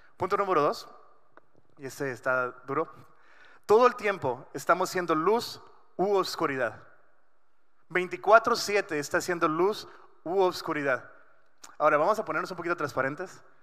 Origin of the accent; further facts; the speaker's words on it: Culiacán, Sinaloa, Mexico; now in Ensenada, Mexico; yo nací en Culiacán. Eh, crecí muchos años de mi vida ahí